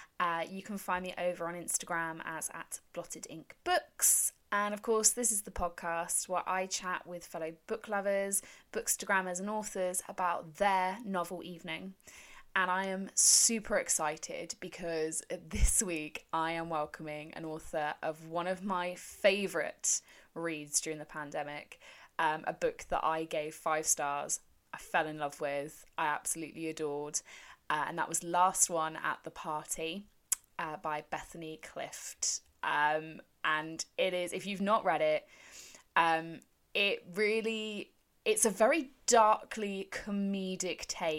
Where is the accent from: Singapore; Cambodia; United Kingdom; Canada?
United Kingdom; Yeah, and being British, we don't really get seasons, do we?